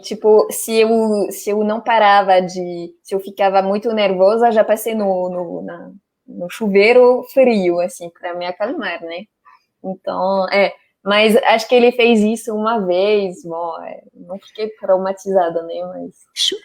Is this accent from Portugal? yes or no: no; France; Portuguese is a second language; moved away as an adult; also born or lived in Rennes; now in Brazil; sou francesa